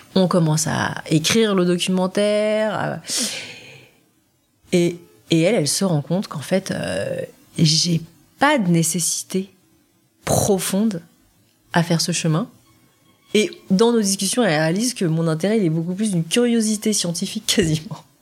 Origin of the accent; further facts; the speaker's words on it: France; also born or lived in South Korea; je suis française